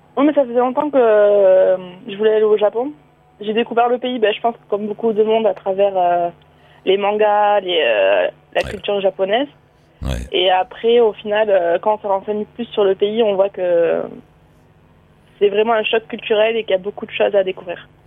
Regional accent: France; En tant que Français

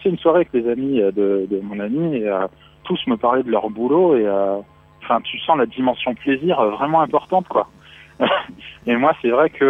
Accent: Paris, Île-de-France, France; Enfin, moi, je suis, je suis parisien. Enfin, je suis de région parisienne.

